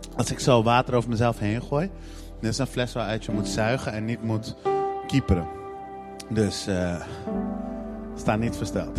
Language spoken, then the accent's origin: Dutch; Netherlands; En in Nederland zijn we dat niet heel erg gewend